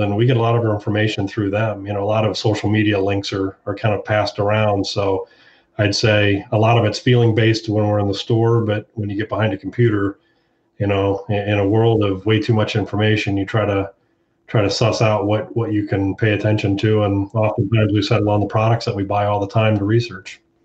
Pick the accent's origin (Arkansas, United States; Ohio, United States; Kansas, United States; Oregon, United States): Ohio, United States; Hilliard; I'm from Hilliard, Ohio, right outside of Columbus